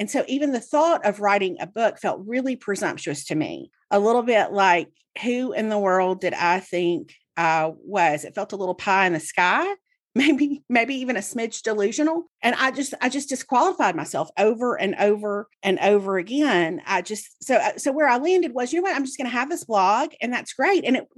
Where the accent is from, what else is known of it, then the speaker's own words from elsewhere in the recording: the South, United States; as somebody who was born and raised in the South, I have a certain degree of false humility that's just like embedded in me, right?